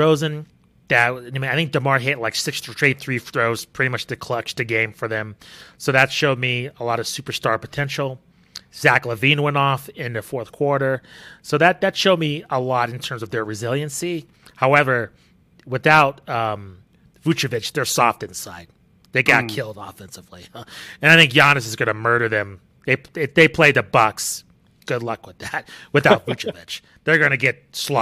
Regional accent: Albuquerque, New Mexico, United States; we grew up together in Albuquerque, New Mexico

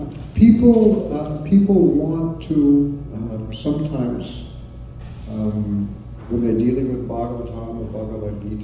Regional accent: United States; also born or lived in Texas / Oklahoma; part of my youth, I grew up in Texas and Oklahoma

